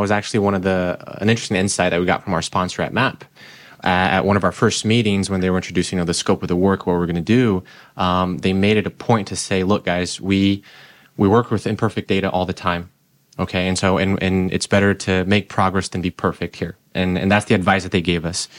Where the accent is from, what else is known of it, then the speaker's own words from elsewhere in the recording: Brazil; also born or lived in Utah; now in Michigan, United States; I grew up in Brazil, I lived in Utah for a number of years